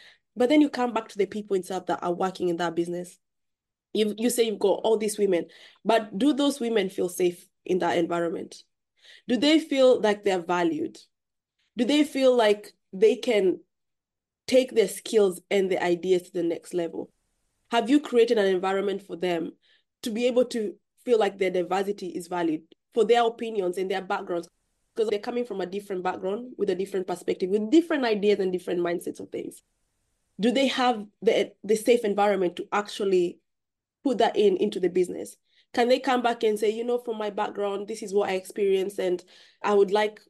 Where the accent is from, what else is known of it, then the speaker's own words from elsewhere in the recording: Kenya; now in United Kingdom; I grew up in Kenya myself. So I have that upbringing of where I grew up in an environment where robotics wasn't even in my head growing up. To come into the UK, move into the UK